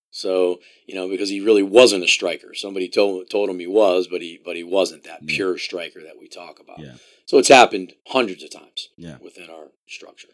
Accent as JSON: {"language": "English", "town": "Columbia", "region": "Maryland", "country": "United States", "tie": "born or raised there", "moved": "yes", "lives_now": "Illinois, United States", "said": "I grew up in Columbia, Maryland"}